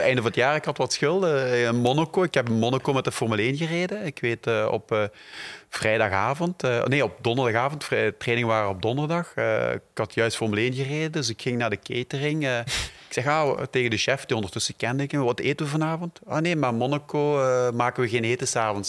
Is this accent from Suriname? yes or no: no; Belgium; ik ook uit België kwam